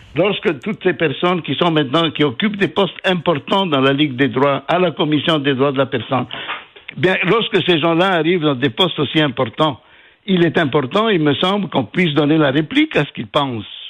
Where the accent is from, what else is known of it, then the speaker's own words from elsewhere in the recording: Quebec, Canada; en tant que Québécois